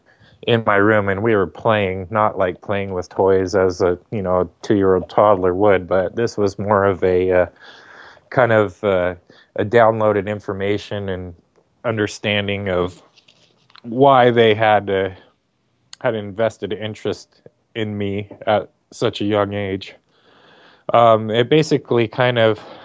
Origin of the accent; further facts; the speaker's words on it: Torrance, California, United States; we lived in Southern California